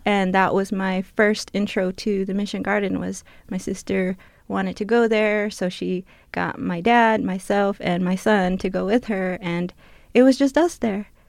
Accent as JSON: {"language": "English", "town": "New Fields", "region": "Arizona", "country": "United States", "moved": "yes", "said": "I'm from the Tana Autumn Nation. I am Tana Autumn, and I come from a village called Newfield"}